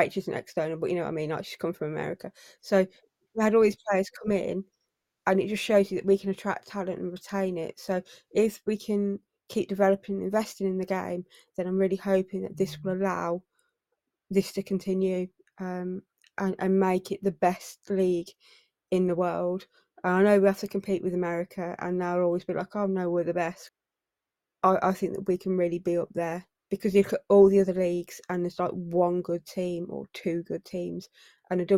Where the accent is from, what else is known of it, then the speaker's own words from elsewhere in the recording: England, United Kingdom; as English people who are living in England